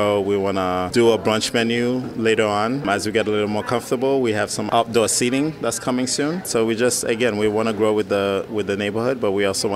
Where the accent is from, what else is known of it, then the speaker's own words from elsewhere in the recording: New York, United States; moved away as an adult; also born or lived in Puerto Rico; now in Philadelphia, United States; I'm from New York